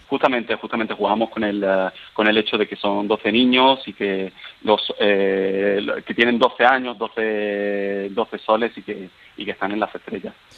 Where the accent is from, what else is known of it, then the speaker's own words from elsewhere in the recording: Seville, Andalusia, Spain; moved away as an adult; also born or lived in Paris, France; now in Vienna, Austria; yo soy de Sevilla, pero cuando eh, tenía 20 años me fui para, estudiar a París